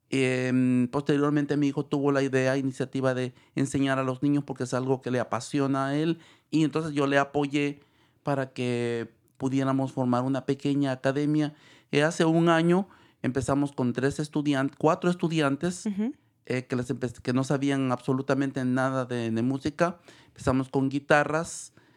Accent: El Salvador; moved away as an adult; now in San Rafael, United States; me gradué en El Salvador, soy de El Salvador

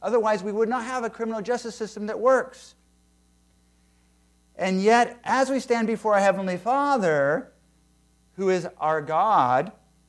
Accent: San Diego, California, United States; also born or lived in Fairfield, California / Pensacola, Florida; when I was growing up in San Diego and Fairfield, California, and Pensacola, Florida, and especially when I got saved at the age of 13 and accepted Christ as my Savior in a Christian camp in the desert of California

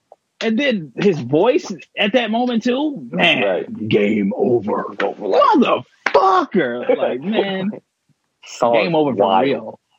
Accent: Chicago, Illinois, United States; I grew up in Chicago.

